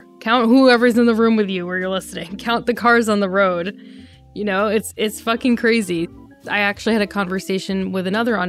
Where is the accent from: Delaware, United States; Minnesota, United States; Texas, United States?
Delaware, United States; I grew up in Delaware when he was a senator there